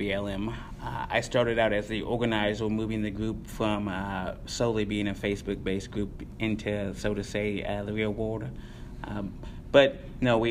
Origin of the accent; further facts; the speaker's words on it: Columbus, Indiana, United States; also born or lived in Seymour, Indiana; now in Bloomington, United States; I am from Indiana. I was born in Columbus, Indiana. I started high school there, graduated from Seymour, Indiana.